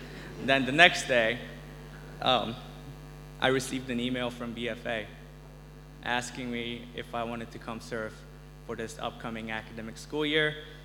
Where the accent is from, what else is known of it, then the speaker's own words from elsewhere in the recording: South Korea; also born or lived in Uganda; I grew up in Uganda for the second half of my formative years. I spent the first half in Korea. I'm a Korean.